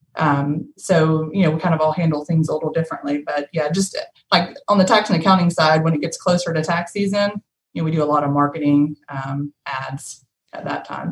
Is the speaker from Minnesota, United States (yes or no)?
no; Powder Springs, Georgia, United States; now in Rome, United States; I grew up in Powder Springs, but I've lived here in Rome all of my adult life.